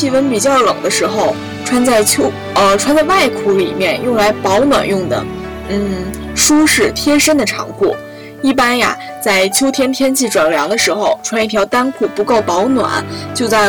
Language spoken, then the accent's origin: Chinese; northern China, China; 作为一个北方人